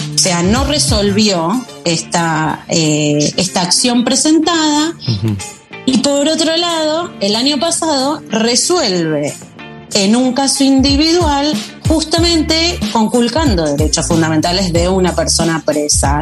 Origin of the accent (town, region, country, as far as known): Argentina